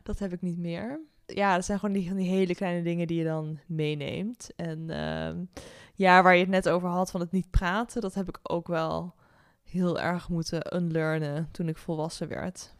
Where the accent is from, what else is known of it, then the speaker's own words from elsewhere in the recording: Nijmegen, Gelderland, Netherlands; moved away as an adult; now in The Hague, Netherlands; ik ben opgegroeid in Nijmegen.